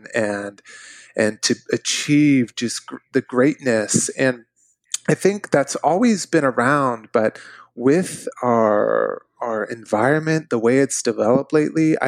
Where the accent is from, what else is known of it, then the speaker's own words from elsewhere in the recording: Wichita, Kansas, United States; I grew up here in Wichita, Kansas